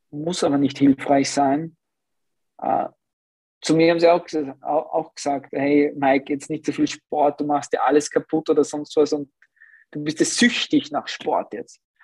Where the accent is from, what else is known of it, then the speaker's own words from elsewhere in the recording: Upper Austria, Austria; moved away; ich komme ursprünglich aus Oberösterreich